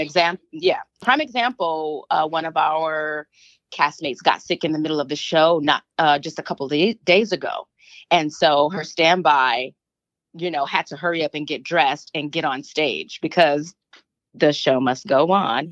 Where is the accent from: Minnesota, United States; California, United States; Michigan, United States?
Michigan, United States; Flint; moved away; I was born and raised here in Michigan. Well, there in Michigan. I'm in Canada right now. um, went to college there um, at MSU. Um, so, yeah, my ties are strong in Michigan, Flint, Michigan